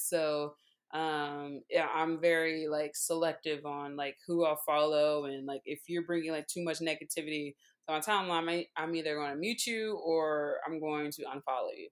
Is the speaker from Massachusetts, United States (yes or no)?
no; Baton Rouge, Louisiana, United States; moved away; also born or lived in New Orleans, Louisiana; I am originally from Baton Rouge, Louisiana, um, super football world, um, country